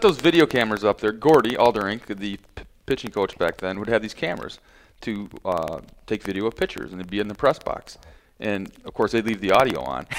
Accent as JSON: {"language": "English", "town": "Holt", "region": "Michigan", "country": "United States", "tie": "born or raised there", "said": "I grew up in Holt, Michigan"}